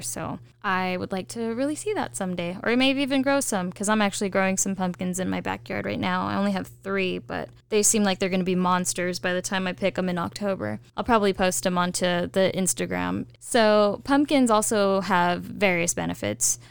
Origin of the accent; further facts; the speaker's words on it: California, United States; I'm a Californian